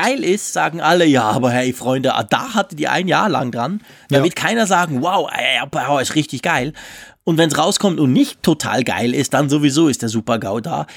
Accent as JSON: {"language": "German", "country": "Switzerland", "said": "bei uns in der Schweiz"}